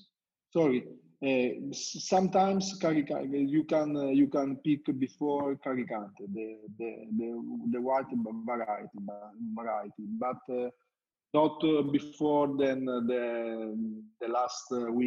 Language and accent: English; Etna, Sicily, Italy; born or raised there; first language Italian; English is a second language